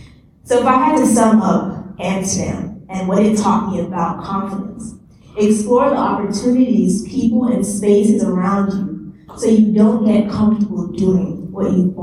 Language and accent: English; Nigeria; And I'm Nigerian, so I was very excited to see this.